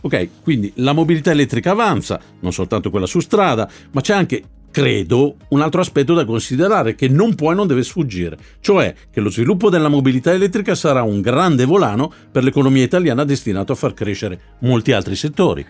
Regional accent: Milan, Lombardy, Italy; come milanese che proprio la mia città sia una delle prime in Europa

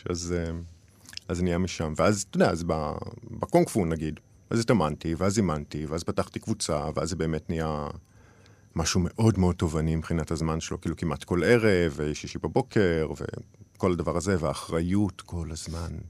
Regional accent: Jerusalem, Jerusalem District, Israel; moved away; טוב, גם כי עזבתי והיא השתנתה, אז היא כאילו כבר לא, ה... כבר לא העיר שגדלתי בה.

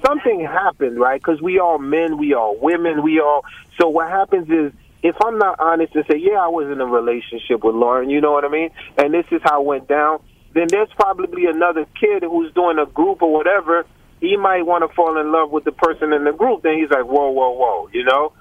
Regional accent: Haiti; I'm from Haiti, right next to Cuba, Santo Domingo, Puerto Rico

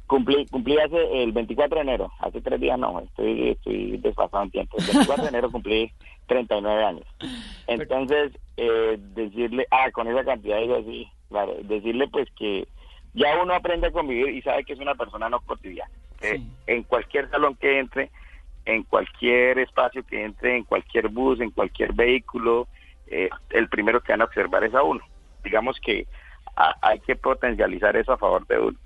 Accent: Casanare, Colombia

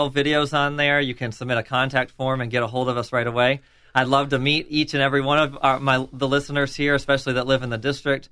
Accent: Buffalo, New York, United States; moved away as an adult; also born or lived in Western Tennessee / Alabama / South Carolina / Kentucky; now in Florida, United States; I grew up in Buffalo, New York. I was born and raised up there

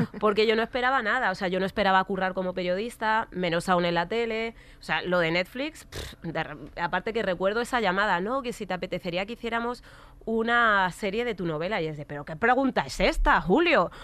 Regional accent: Alcorcón, Community of Madrid, Spain; born or raised there

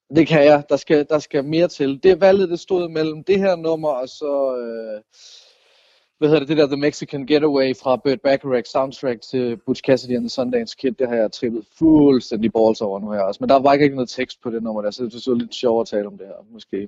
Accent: North Funen, Southern Denmark, Denmark; jeg er vokset op sådan på Nordfyn

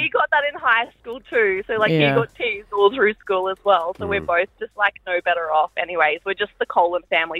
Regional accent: Gold Coast, Queensland, Australia; Yeah, so I was born on the Gold Coast, so my mum, she's going to hate me for this if she hears it, but so she called me … after the beach, but yes

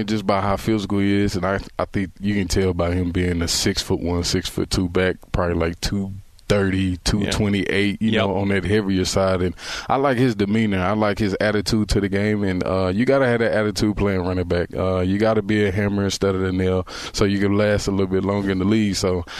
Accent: Texas, United States; I'm just a football player. That's what I do. I'm from Texas, you know.

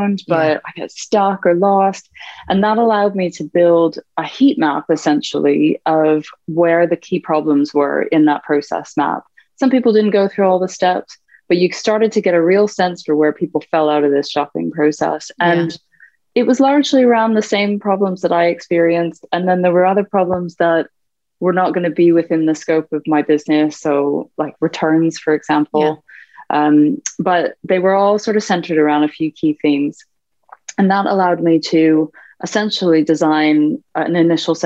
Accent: Canada; moved away as an adult; now in United Kingdom; I'm Canadian by background. I've been in the UK about 10 years.

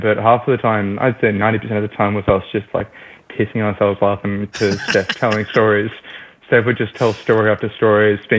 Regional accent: Australia; accent: Australian; It's good to be back in Australia. One of the things that was really nice is I kind of used my natural accent.

